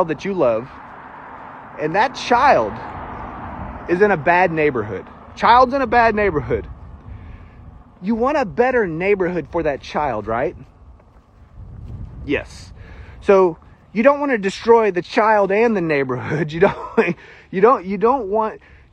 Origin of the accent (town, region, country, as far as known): United States; accent: country fried